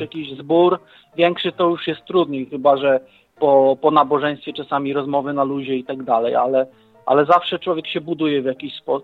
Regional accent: Leżajsk, Subcarpathian Voivodeship, Poland; ja jestem e, z Leżajska

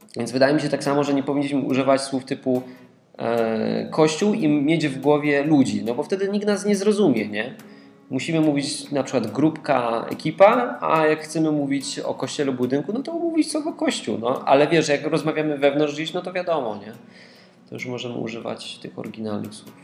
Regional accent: Katowice, Silesian Voivodeship, Poland; Ja jestem z dużego miasta, jestem z Katowic

